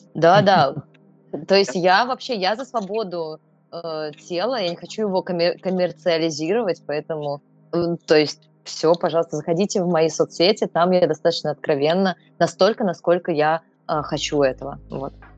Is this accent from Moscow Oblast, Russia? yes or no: yes; Podolsk, Moscow Oblast, Russia; родилась в Подмосковье, в Подольске